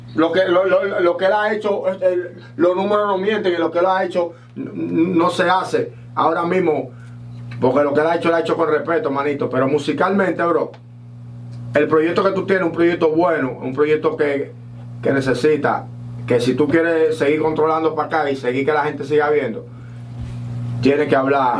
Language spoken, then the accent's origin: Spanish; Dominican Republic; now in United States; nosotros somos dominicanos también.